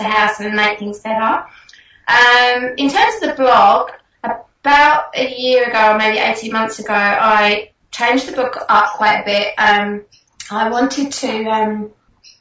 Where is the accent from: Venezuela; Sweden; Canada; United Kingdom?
United Kingdom; England; moved away as an adult; now in Australia; I am essentially English